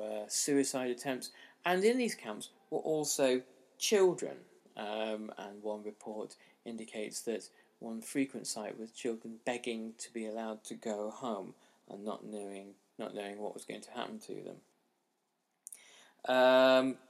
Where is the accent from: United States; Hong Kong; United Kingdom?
Hong Kong; my own experience of growing up in Hong Kong in the 1980s